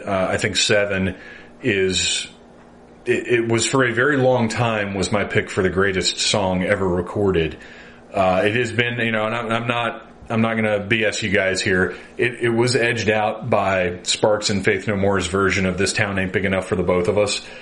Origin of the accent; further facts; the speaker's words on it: the South, United States; born and raised in the South uh, by Baptist parents